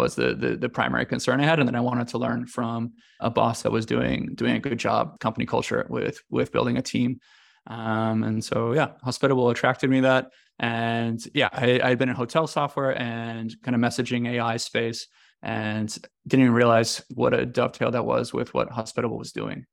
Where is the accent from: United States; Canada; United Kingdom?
United States; moved away as an adult; also born or lived in China; now in Italy; I'm American